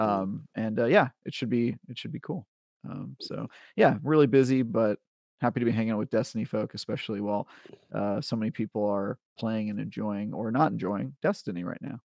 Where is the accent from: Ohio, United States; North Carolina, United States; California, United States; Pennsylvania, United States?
California, United States; Oakland; I grew up in Oakland in the nineties